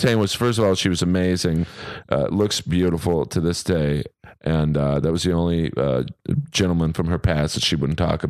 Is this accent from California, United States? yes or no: yes; Los Angeles, California, United States; where are you from, man? I'm like, L.A.